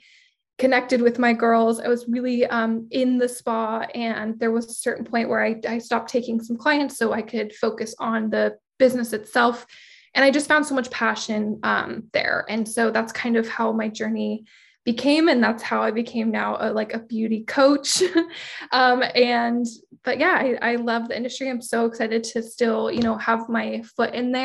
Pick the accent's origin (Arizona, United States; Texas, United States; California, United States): California, United States; San Diego; I am born and raised in San Diego. I've been in San Diego my whole life, probably will never leave